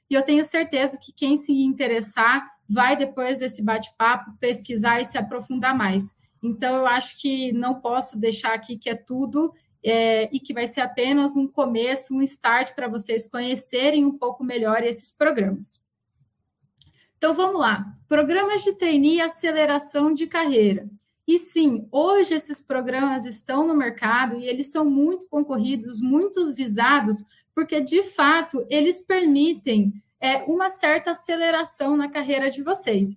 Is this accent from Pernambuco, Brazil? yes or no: no; Paraná, Brazil; also born or lived in Umuarama, Paraná; now in Campinas, Brazil; eu tô aqui em Campinas, mas eu também sou do Paraná